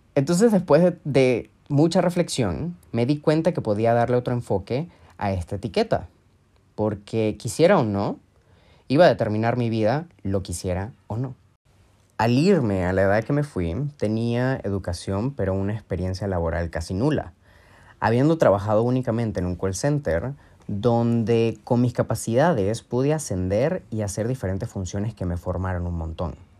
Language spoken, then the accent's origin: Spanish; Mérida, Venezuela; moved away as an adult; also born or lived in Ecuador; now in Madrid, Spain; Soy de Venezuela, específicamente de una ciudad llamada Mérida, y desde 2016 he emigrado y vivido en diferentes países. Actualmente vivo en Madrid